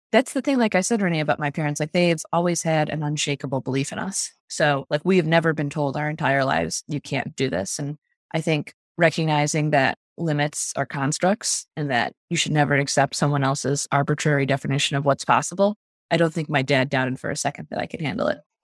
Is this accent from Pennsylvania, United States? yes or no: no; Park Ridge, Illinois, United States; I grew up in Park Ridge, which is a suburb on the northwest side of the city.